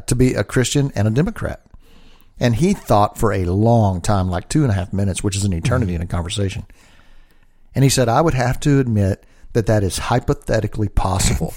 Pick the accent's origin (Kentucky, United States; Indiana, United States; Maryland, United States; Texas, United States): Texas, United States; Dallas; I'm from Dallas, and we have a school in Dallas